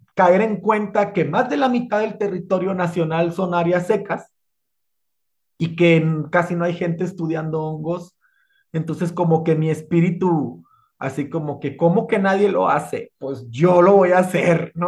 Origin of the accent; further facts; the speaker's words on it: Sonora, Mexico; soy de Sonora, ya así hablo